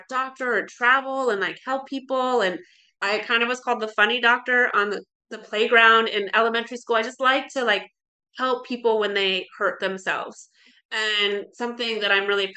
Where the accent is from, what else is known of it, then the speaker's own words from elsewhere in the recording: Alaska, United States; moved away as an adult; also born or lived in Oregon; I grew up in Alaska, really loved Alaska